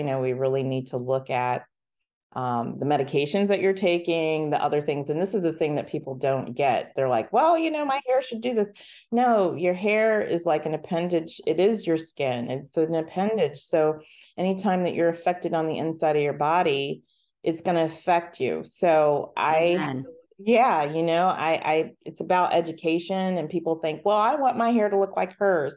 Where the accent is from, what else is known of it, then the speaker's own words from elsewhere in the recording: Columbus, United States; I'm from Columbus, so we spent a lot of time at Charles Pinzone